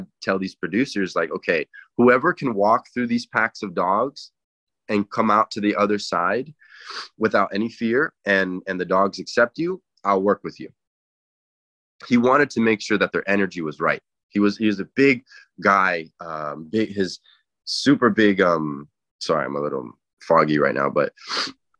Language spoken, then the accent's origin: English; Inglewood, California, United States; also born or lived in Santa Clarita / Encino; I grew up in Inglewood